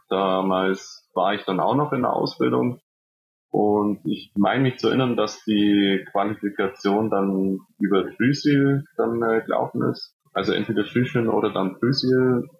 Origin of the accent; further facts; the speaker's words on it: Nesselwang, Bavaria, Germany; in meinem Heimatort, mein Heimatverein